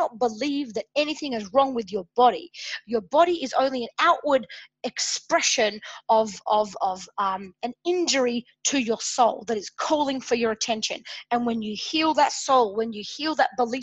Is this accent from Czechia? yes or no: no; Adelaide, South Australia, Australia; here in my hometown in Adelaide, Australia